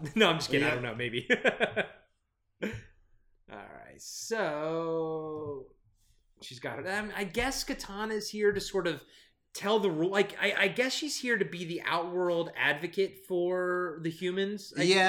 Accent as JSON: {"language": "English", "region": "Maryland", "country": "United States", "accent": "Maryland", "said": "I think that's my Maryland accent coming through."}